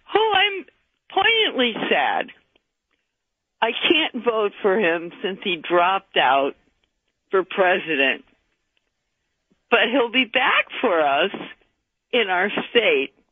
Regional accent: Miami, Florida, United States; now in Inverness, United States; I was born in Miami, so I know where you live, ish. Um, and now I live in Inverness, which is Central Florida

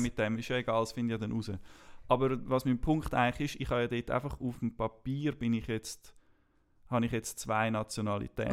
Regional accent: Switzerland; Ich bin in der Schweiz aufgewachsen

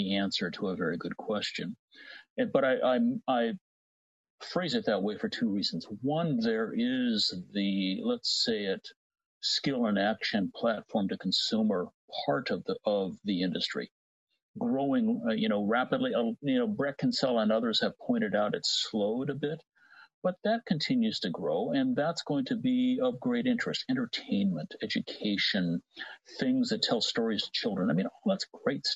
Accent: Midwest, United States; accent: Cincinnati TV announcer American English; I grew up in the Midwest

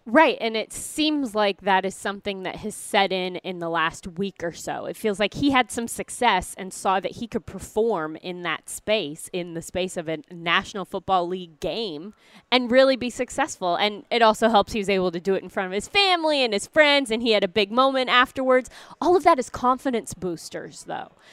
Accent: Missouri, United States; moved away; I'm from Missouri

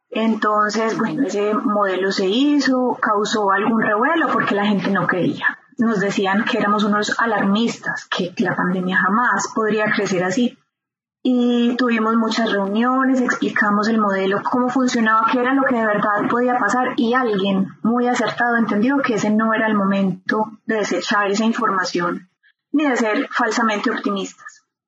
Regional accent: Medellín, Antioquia, Colombia; moved away as an adult; also born or lived in Bern, Switzerland; now in Switzerland; nací en Medellín, Colombia

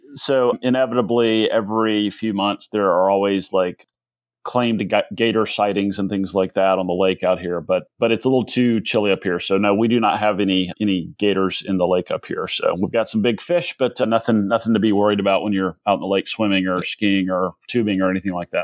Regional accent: Athens, Georgia, United States; also born or lived in Atlanta, Georgia / South Carolina; I did most of my growing up in Athens, Georgia, which is right up the road, home of the University of Georgia

